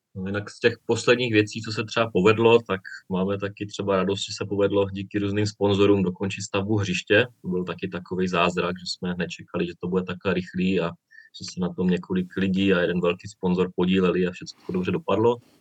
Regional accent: Czechia; moved away as an adult; now in Bulgaria; od nás České republiky

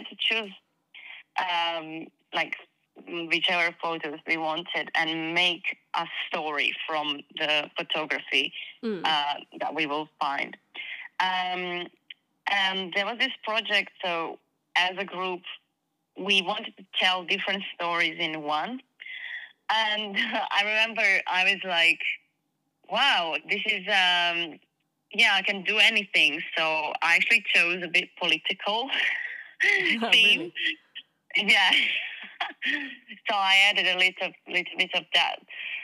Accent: Croatia; moved away as an adult; now in England; I came from Croatia and moved to England 4 years ago now.

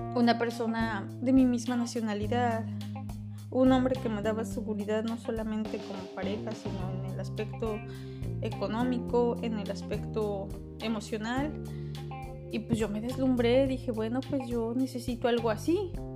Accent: Mexico; Yo soy mexicana

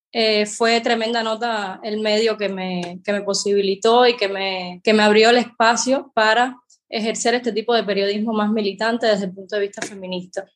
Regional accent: Cuba; soy periodista cubana

